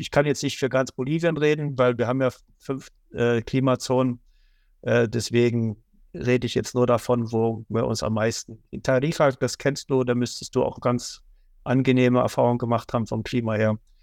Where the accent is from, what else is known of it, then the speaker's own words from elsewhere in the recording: Germany; wir uns als Deutsche